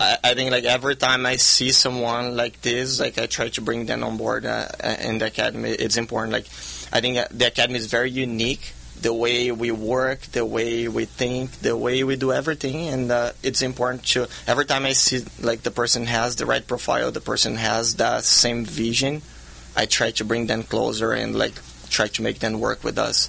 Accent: Brazil; now in California, United States; I grew up in Brazil.

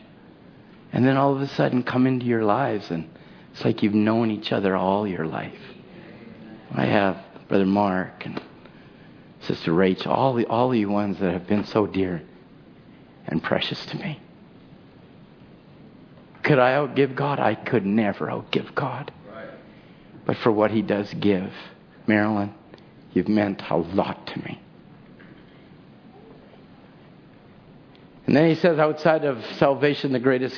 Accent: Chilliwack, British Columbia, Canada; I'm from Chilliwack

